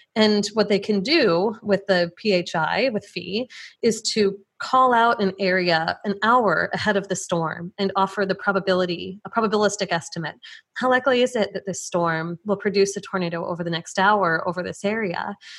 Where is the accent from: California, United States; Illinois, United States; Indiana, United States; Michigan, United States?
Illinois, United States; Plainfield; born or raised there